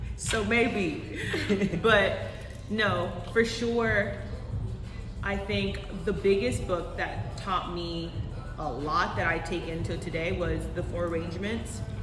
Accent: Los Angeles, California, United States; I am from Los Angeles, California, born and raised still here

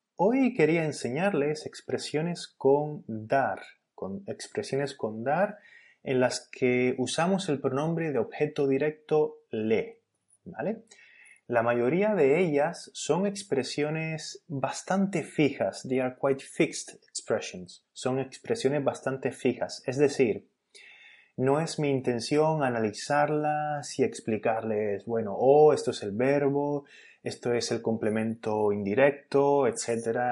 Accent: Spain; en España decimos wifi

